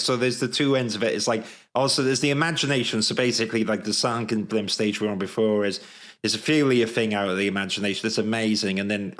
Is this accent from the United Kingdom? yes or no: yes; Wales, United Kingdom; accent: Welsh; that's a tongue twister for my Welsh accent.